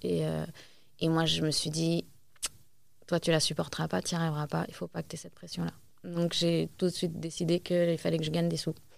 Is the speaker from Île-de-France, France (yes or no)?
yes; Asnières-sur-Seine, Île-de-France, France; à Agnières, là où j'ai grandi